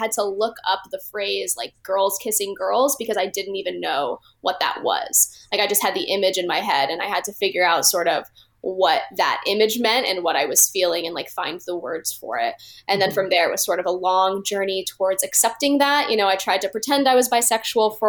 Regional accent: Phoenix, Arizona, United States; moved away as an adult; now in Los Angeles, United States; I'm originally from Phoenix, Arizona

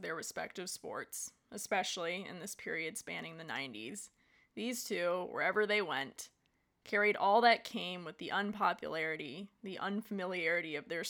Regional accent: Midwest, United States; growing up in the Midwest, where people go gaga over winter sports because it's snowing and cold for many, many months of the year

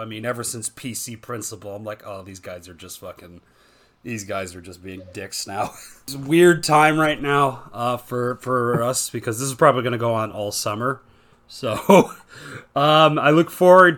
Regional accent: Canada; I'm currently recording this in my home country of Canada

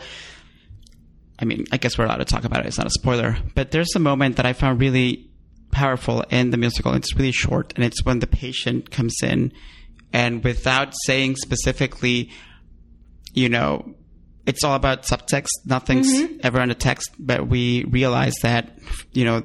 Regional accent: Honduras; now in United States; I'm from Honduras and like Central America

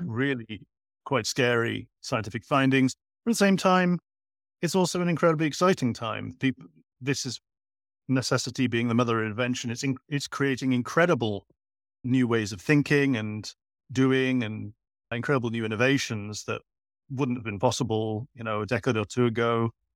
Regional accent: Cardiff, Wales, United Kingdom; moved away as an adult; also born or lived in Edinburgh / Asia; I was born in Edinburgh, grew up in Cardiff. I spent most of my adult life overseas.

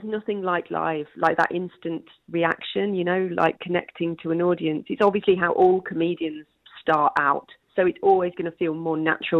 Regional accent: Leicester, East Midlands, United Kingdom; born or raised there; moved away

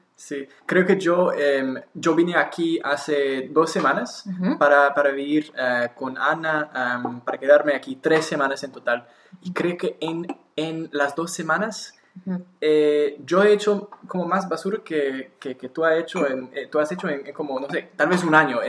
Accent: Victoria, British Columbia, Canada; Spanish is a second language; now in Montreal, Canada; en mi ciudad natal, Victoria

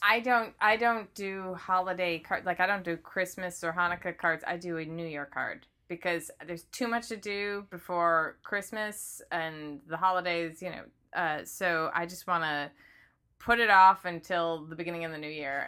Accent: Midwest, United States; I grew up in the Midwest

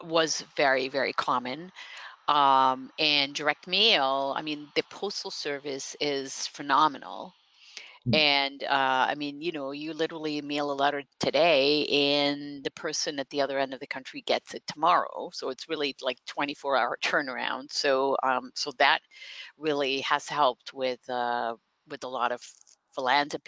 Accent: Netherlands; first language Dutch; English is a second language; moved away as an adult; also born or lived in Cape Cod, Massachusetts; now in United States; as a young person growing up, you had to learn English, you know, like Dutch is obviously the first language, but then you learn English. And then what I grew up near the German and Belgian border.

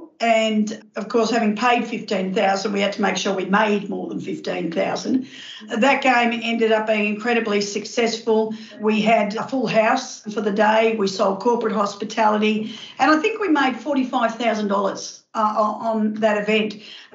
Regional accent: Melbourne, Victoria, Australia; I lived in Victoria at the time, and we moved from Nunawading to Glen Waverley.

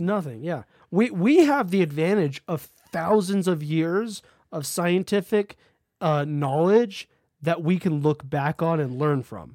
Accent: San Bernardino County, California, United States; growing up in San Bernardino County

